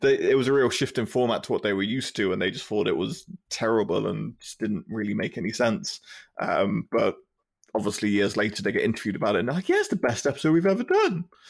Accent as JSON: {"language": "English", "country": "United Kingdom", "tie": "born or raised there", "said": "being a British kid in the nineties and the two thousands is you came home and there'd be, like, Simpsons Channel four"}